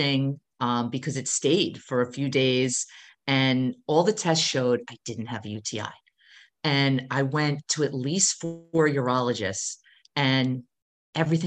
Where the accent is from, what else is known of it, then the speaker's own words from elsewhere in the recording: New Jersey, United States; I'm from New Jersey.